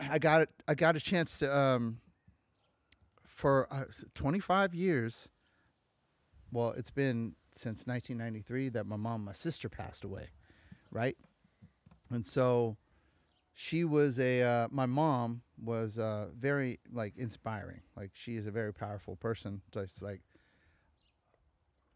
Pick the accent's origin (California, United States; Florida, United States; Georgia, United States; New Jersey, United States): California, United States; Alameda; Alameda, man. Like, you've been to Alameda a few times, right? My hometown.